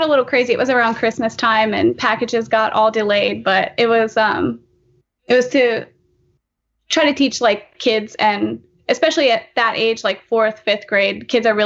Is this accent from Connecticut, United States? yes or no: no; Lancaster, Pennsylvania, United States; I'm from Lancaster, Pennsylvania.